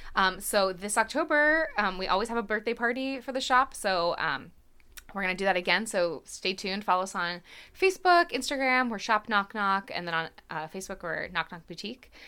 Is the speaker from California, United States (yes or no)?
no; Hershey, Pennsylvania, United States; I grew up in Hershey and have ties to all over the town.